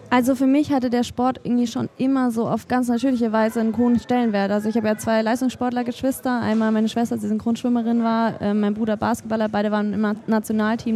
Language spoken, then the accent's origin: German; Germany; das ist mein Heimatland